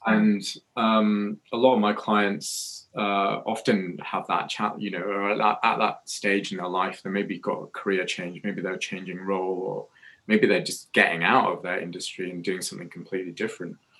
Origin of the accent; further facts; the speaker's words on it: Scotland, United Kingdom; moved away as an adult; also born or lived in Newcastle; I was born in Scotland